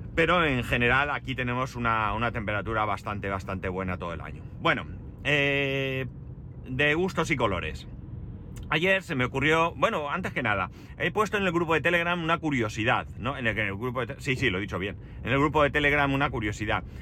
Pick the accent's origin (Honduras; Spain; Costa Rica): Spain; Alicante, Valencian Community; De Alicante